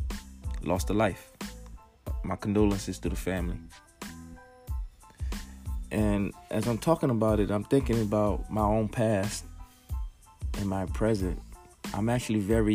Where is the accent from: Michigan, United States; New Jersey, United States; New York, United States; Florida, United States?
New Jersey, United States; my home state of New Jersey